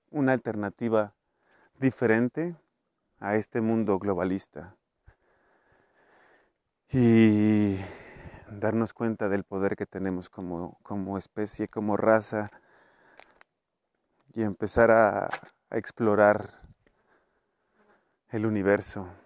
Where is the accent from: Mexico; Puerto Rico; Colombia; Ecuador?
Mexico; Mexico City; Pero pues eso es porque vengo de Iztapalapa.